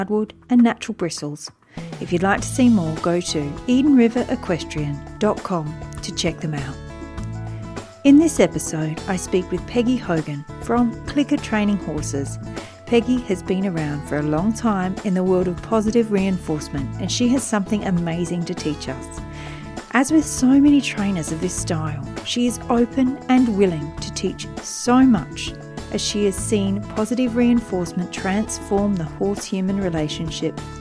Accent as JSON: {"language": "English", "area": "Wiradjuri country", "region": "New South Wales", "country": "Australia", "tie": "born or raised there", "moved": "yes", "lives_now": "Samford Valley, Australia", "said": "I was born on Wiradjuri country"}